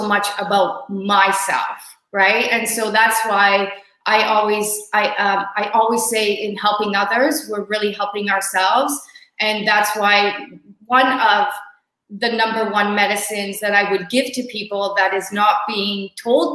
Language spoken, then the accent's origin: English; Hamilton, Ontario, Canada; I flew to my hometown, Hamilton, to do quarantine here